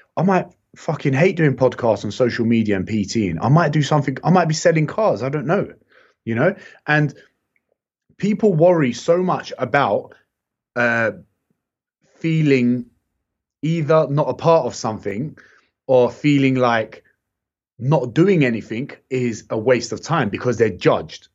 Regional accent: London, United Kingdom; I've also been in the heart of London where it's so mixed

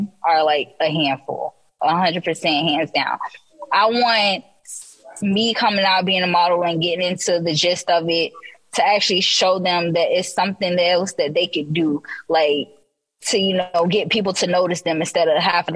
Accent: Orlando, Florida, United States; I'm from the Orlando, Florida location

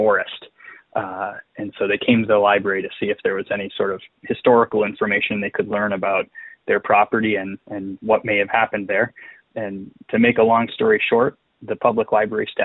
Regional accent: Lake Linden, Michigan, United States; I grew up in Lake Linden, Michigan, which is very close to the Calumet area

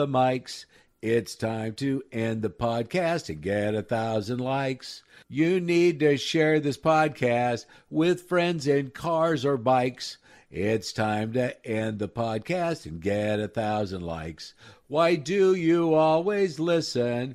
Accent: Nebraska, United States; moved away; also born or lived in Denver, Colorado; I grew up in Nebraska. We had nothing other than the Huskers

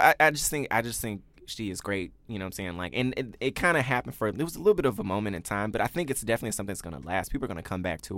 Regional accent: Memphis, Tennessee, United States; moved away; I grew up in Memphis, Tennessee

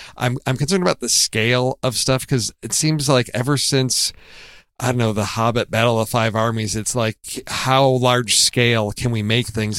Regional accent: Midwest, United States; growing up in the Midwest

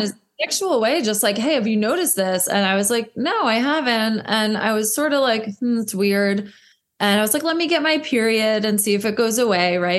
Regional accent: New Jersey, United States; moved away as an adult; also born or lived in New York City; I am from New Jersey and never thought I would move back here like most of us

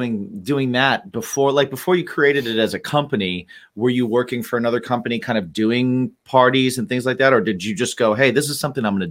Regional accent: West Lafayette, Indiana, United States; now in Long Island, New York, United States; I am also from Indiana. I grew up in Lafayette, Indiana, or West Lafayette, Indiana.

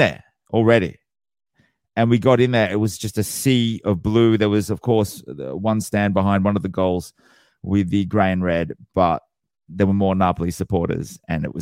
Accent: Australia; being born and bred in Australia

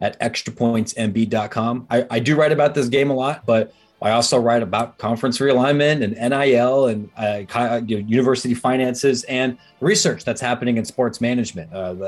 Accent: outside of Columbus, Ohio, United States; I grew up outside of Columbus, Ohio.

